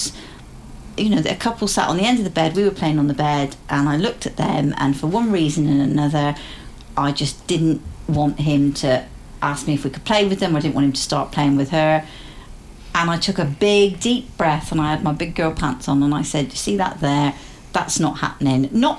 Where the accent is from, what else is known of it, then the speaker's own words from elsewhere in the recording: United Kingdom; not worrying about being nice and being polite and saying yes and being British about all of it.